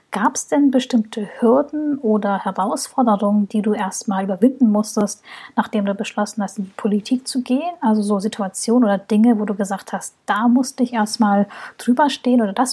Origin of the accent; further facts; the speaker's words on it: Hamburg, Germany; Wenn ich als Hamburger Nordlicht an Neukölln denke, habe ich automatisch die Schlagzeilen und die gängigen Klischees im Kopf